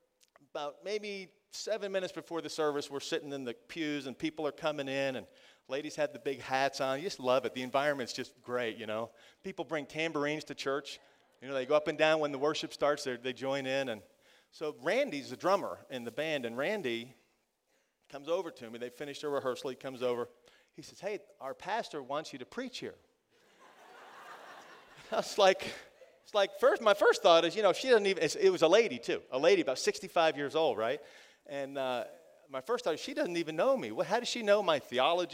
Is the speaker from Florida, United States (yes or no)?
yes; Florida, United States; I'm from Florida